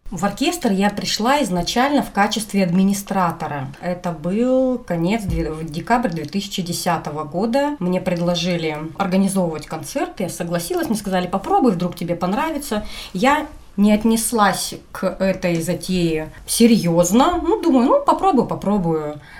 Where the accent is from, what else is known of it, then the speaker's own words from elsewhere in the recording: Krasnoyarsk, Krasnoyarsk Krai, Russia; Я родилась в Красноярске, всегда жила в Красноярске и никуда не планирую отсюда уезжать.